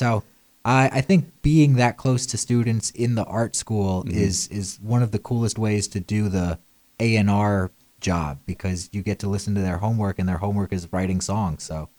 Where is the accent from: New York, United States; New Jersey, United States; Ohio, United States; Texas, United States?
New York, United States; born there; also born or lived in Florida / Las Vegas / Delaware / Chicago; now in Nashville, United States; I was born in New York and then not an army brat, but bounced around tremendously, spent most of my time in the state of Florida and then Las Vegas and then Delaware of all places.